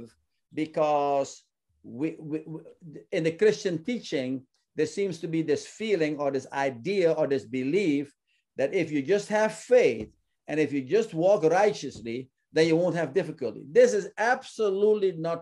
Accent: Suriname; my home country of Suriname

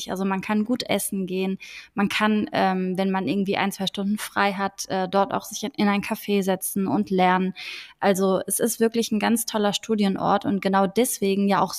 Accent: Frankfurt, Hesse, Germany; now in Cologne, Germany; Ich bin eigentlich in Frankfurt am Main aufgewachsen, bin dann aber irgendwie in Köln gelandet

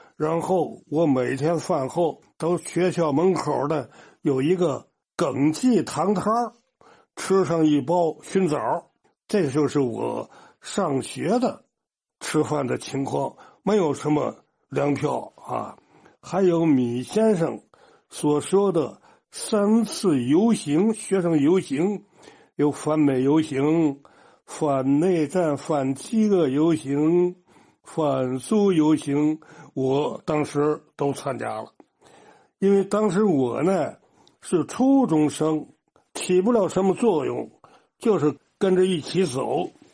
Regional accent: Yixingbu, Tianjin, China; 我从领的稿中学一直推着自行车推到我的家乡宜兴府

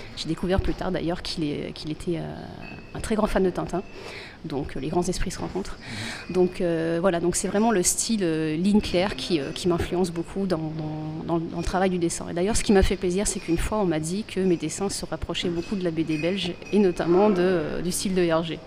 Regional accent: Bordeaux, Nouvelle-Aquitaine, France; je suis de Bordeaux, moi aussi

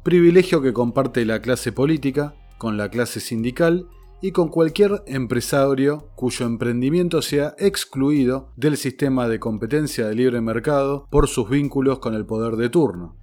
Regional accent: Argentina; el nuestro

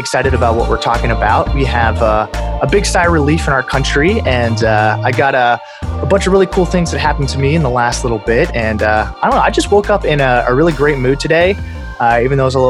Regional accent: Pittsburgh, Pennsylvania, United States; I'm from Pittsburgh

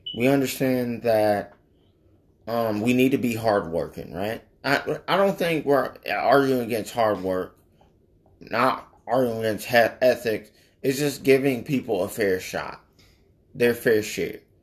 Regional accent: United States; us as the American people

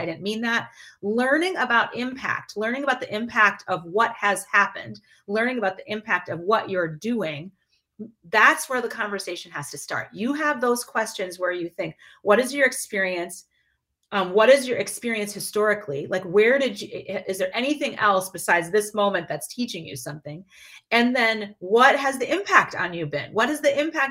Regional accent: Midwest, United States; my experience growing up in the Midwest is very different than my best friend's experience.

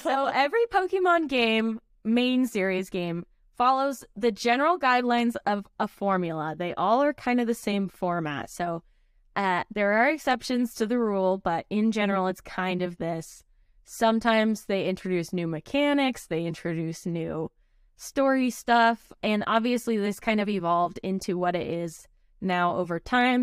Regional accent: United States; we're American

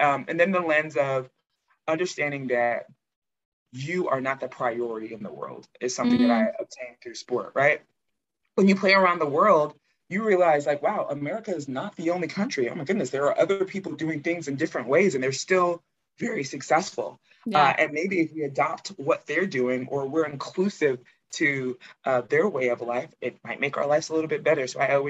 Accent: United States; I think it's important to note that I am American, but I'm first generation American. My parents are Nigerian.

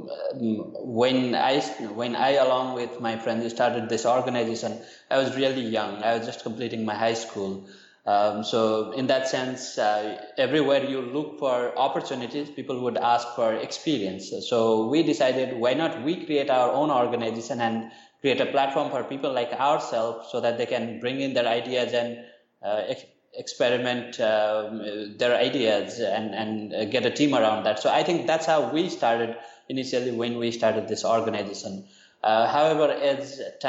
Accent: Nepal; moved away as an adult; now in Thailand; I'm originally from Nepal, but I've been in Thailand for the past 4 or 5 years

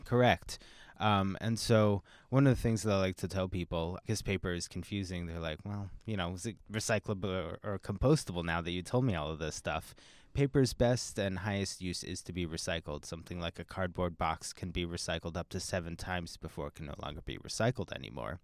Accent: Pennsylvania, United States; now in Seattle, United States; I'm actually not from the area. I'm from Pennsylvania, and so when I moved to Seattle

